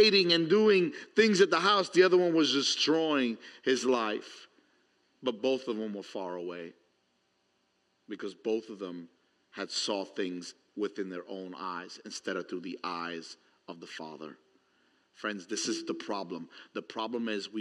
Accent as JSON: {"language": "English", "town": "New York City", "region": "New York", "country": "United States", "tie": "born or raised there", "said": "growing up in New York City"}